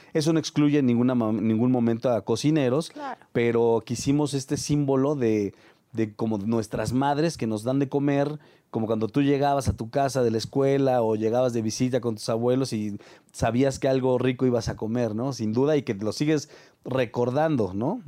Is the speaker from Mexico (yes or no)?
yes; Mexico; Como mexicanos